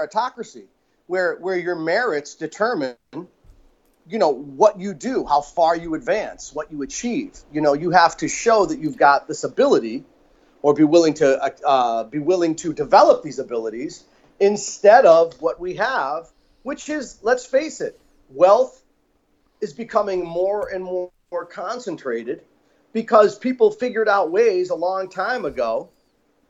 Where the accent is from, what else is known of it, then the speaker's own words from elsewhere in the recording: Pennsylvania, United States; the places where we grew up in Pennsylvania